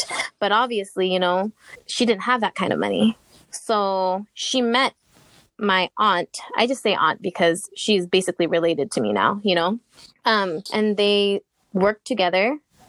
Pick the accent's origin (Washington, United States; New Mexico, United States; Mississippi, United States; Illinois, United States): Washington, United States; Seattle; I was actually born and raised in Seattle, Washington